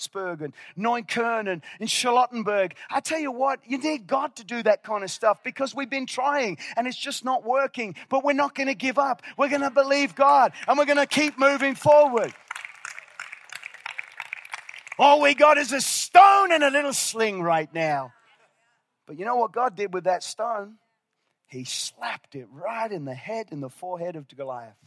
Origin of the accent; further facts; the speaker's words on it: Northern Ireland, United Kingdom; moved away; I was born in Northern Ireland, and I'm loyal to the soil